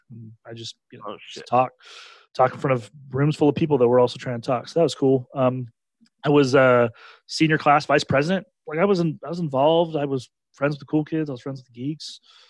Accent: Banning, California, United States; I was born and raised in Banning, California, which is not where Tony was born and raised, but it's where he went to high school.

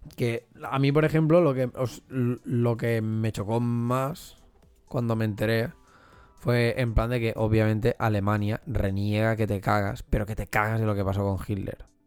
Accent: Catalonia, Spain; yo he nacido aquí o porque yo soy catalán

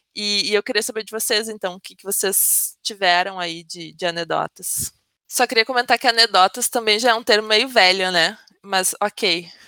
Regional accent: Brazil

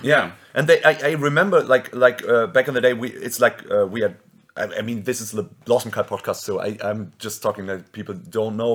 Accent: Germany

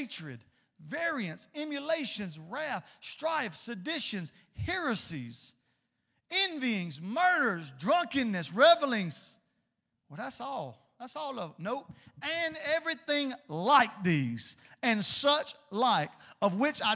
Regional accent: South Georgia, United States; accent: South Georgia; in South Georgia terminology in my native tongue

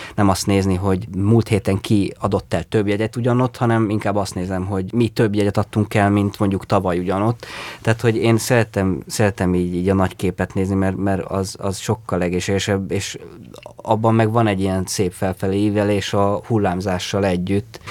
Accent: Székesfehérvár, Fejér, Hungary; Azt tudom, hogy Fehérváron ez már nincs. Tehát nincs az, amiben mi felnőttünk.

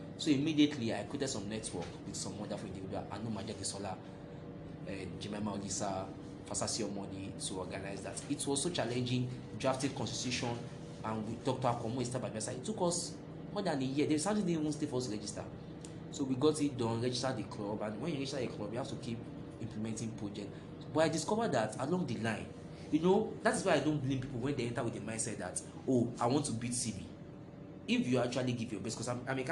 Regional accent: Lagos, Nigeria; I grew up in Bariga.

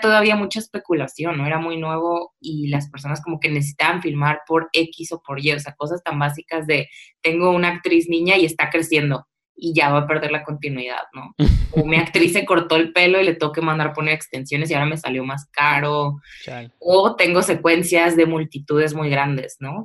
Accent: Tijuana, Baja California, Mexico; also born or lived in Mexico City; regresarme a Tijuana, ¿no? De donde soy

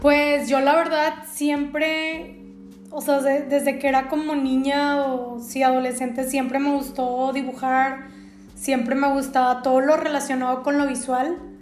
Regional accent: Mexico

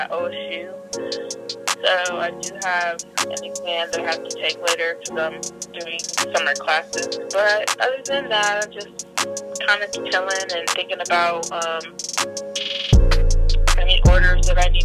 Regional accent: Columbus, United States; also born or lived in South Carolina; I pretty much grew up in Columbus. I was born and from South Carolina

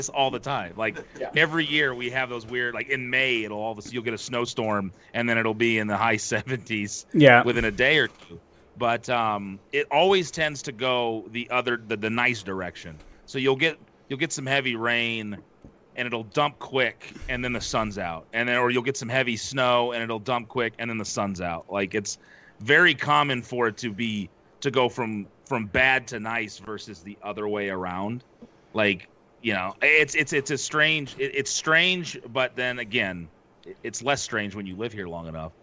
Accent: Ohio, United States; moved away as an adult; I'm from Ohio. We moved to Ohio when I was in the sixth grade, and I was there till 2003

